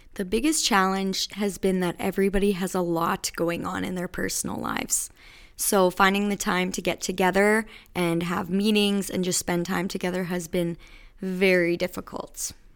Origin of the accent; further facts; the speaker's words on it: Battlefords area, Saskatchewan, Canada; moved away as an adult; also born or lived in Regina; now in Moose Jaw, Canada; I am actually from the Battle Fords area. I finished high school and went to University of Regina